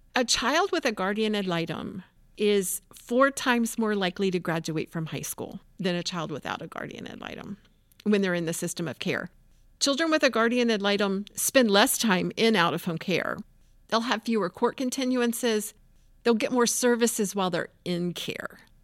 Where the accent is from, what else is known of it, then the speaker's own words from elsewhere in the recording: Tampa, Florida, United States; I grew up in Tampa